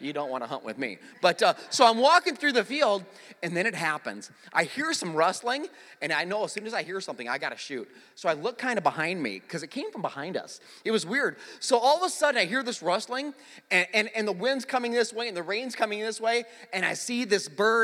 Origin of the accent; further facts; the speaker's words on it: South Dakota, United States; moved away; I actually grew up in a town, you know, I'm from South Dakota, so, just like Nebraska, pretty flat